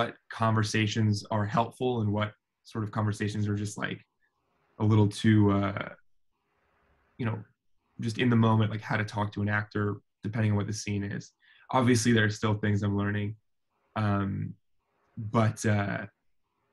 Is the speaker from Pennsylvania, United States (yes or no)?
yes; Philadelphia, Pennsylvania, United States; moved away as an adult; also born or lived in New York City, United States; now in Los Angeles, United States; I'm Philadelphian through and through. I grew up partly in New York as well, in Hell's Kitchen